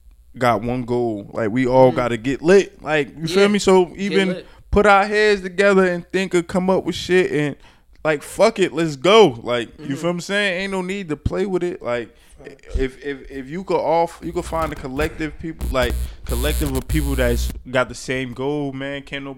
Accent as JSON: {"language": "English", "town": "Newark", "region": "New Jersey", "country": "United States", "said": "I'm from Brick City. Like, you automatically known to be gritty. If you from Newark, so it adds to your persona."}